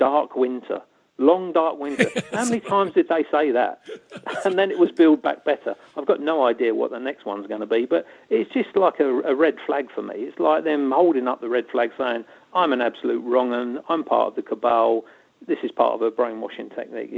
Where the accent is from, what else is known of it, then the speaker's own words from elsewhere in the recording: London, United Kingdom; being a Londoner